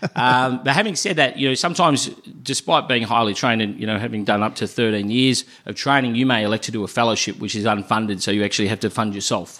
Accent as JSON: {"language": "English", "town": "Melbourne", "region": "Victoria", "country": "Australia", "tie": "born or raised there", "also_born_or_lived": "Adelaide", "said": "my hometown in Melbourne"}